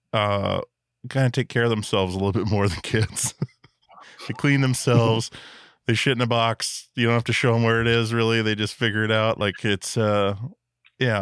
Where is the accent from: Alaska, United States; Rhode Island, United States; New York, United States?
Alaska, United States; growing up in Alaska